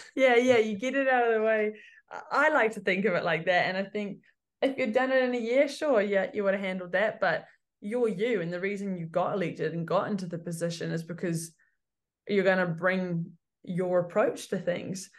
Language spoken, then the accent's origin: English; Cambridge, Waikato, New Zealand; also born or lived in Hamilton; I'm from Cambridge, Waikato